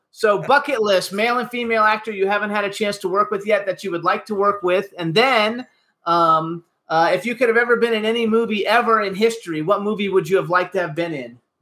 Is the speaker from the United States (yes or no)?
yes; West Palm Beach, Florida, United States; moved away; also born or lived in Doylestown, Pennsylvania; I'm from South yeah. Florida, uh, and so from West Palm Beach